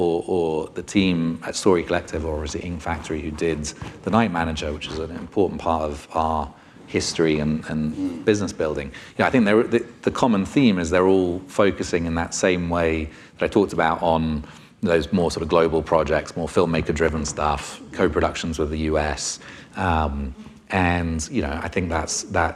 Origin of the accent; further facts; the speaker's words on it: United Kingdom; being a Brit myself